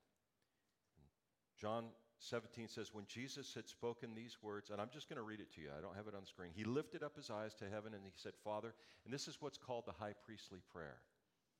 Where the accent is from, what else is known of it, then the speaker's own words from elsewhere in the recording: Los Angeles, California, United States; moved away; my hometown in L.A.